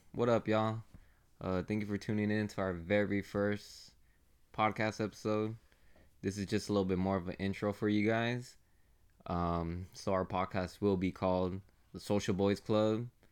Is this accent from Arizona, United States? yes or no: yes; Phoenix, Arizona, United States; We're from Phoenix